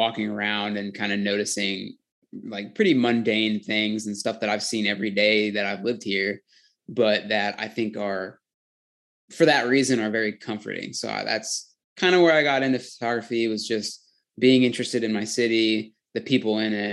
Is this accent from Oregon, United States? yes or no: yes; Portland, Oregon, United States; I grew up in Portland, Oregon. I live here still